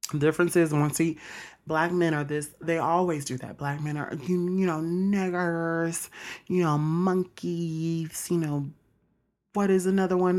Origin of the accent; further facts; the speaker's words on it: Mississippi, United States; I'm from Mississippi